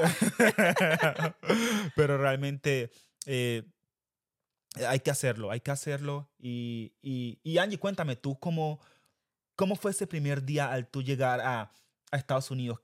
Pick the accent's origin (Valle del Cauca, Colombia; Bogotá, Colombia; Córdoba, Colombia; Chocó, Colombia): Chocó, Colombia; Quibdó; moved away as an adult; now in United States; nosotros fuimos criados en Quibdó Chocó. Colombia.